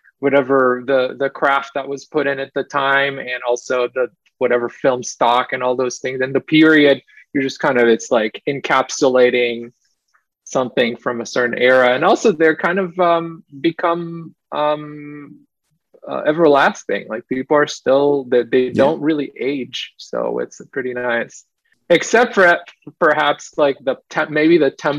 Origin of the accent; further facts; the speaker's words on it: Israel; I grew up in Israel